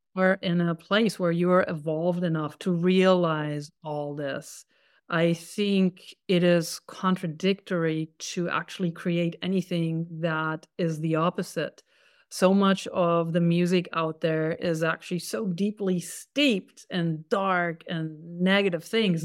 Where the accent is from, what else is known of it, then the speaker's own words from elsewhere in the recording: Germany; I was born in Germany, a country I love